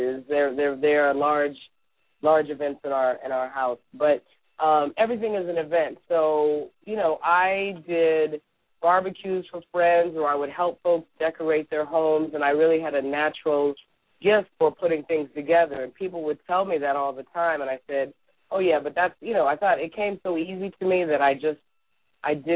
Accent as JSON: {"language": "English", "region": "California", "country": "United States", "tie": "born or raised there", "moved": "as an adult", "lives_now": "Washington, D.C., United States", "said": "growing up in California"}